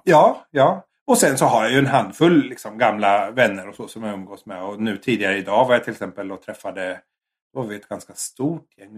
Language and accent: Swedish; Sweden; now in Japan; som svensk